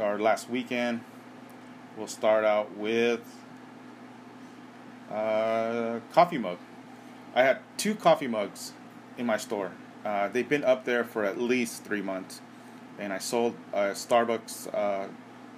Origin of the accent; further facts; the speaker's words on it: Southern California, United States; Growing up in Southern California